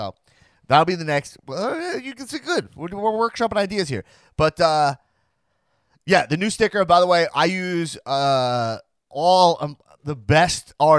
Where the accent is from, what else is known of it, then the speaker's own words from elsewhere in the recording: Long Island, New York, United States; I'm from Long Island, not just Cardona.